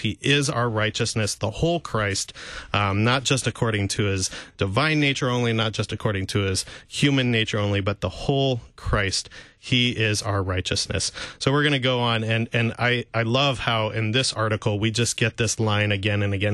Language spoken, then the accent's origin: English; St. Louis, Missouri, United States; I grew up in Saint Louis listening to K F U